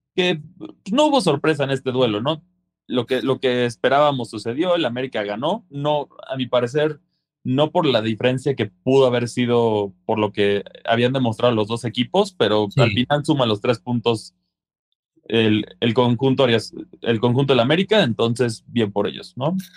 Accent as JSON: {"language": "Spanish", "country": "Mexico", "said": "siendo mexicanos"}